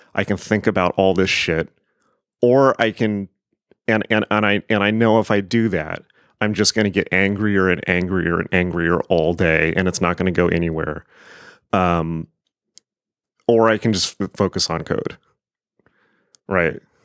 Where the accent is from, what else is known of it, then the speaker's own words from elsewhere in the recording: United States; I am an American